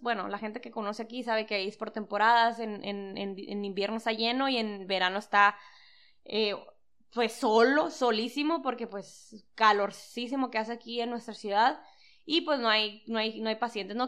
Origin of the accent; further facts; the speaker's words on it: San Luis Río Colorado, Sonora, Mexico; somos de Sonora